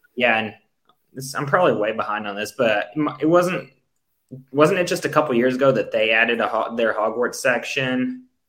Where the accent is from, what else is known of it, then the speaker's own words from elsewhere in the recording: United States; we're American